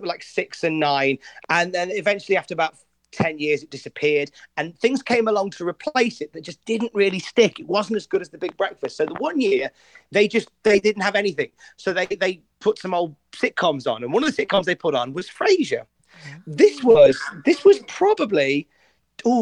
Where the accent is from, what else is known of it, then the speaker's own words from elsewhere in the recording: West Midlands, United Kingdom; moved away as an adult; now in Newcastle upon Tyne, United Kingdom; I'm originally from the West Midlands, which is quite literally in the middle of the land